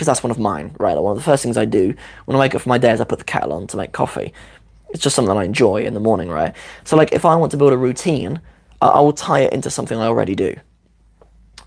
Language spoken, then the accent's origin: English; London, United Kingdom; Ami London take aschi